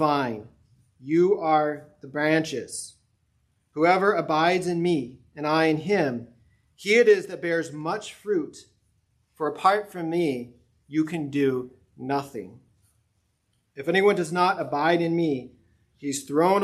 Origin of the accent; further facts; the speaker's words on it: Colorado, United States; moved away; even where I grew up in Colorado, our home got its water from an artesian spring because we were in the mountains